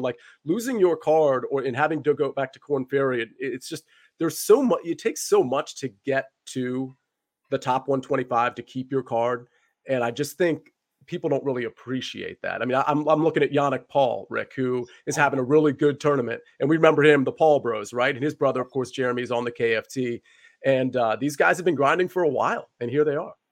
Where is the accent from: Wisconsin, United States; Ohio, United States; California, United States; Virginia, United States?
Virginia, United States; the DC area, Northern; I'm from Northern Virginia, the D C area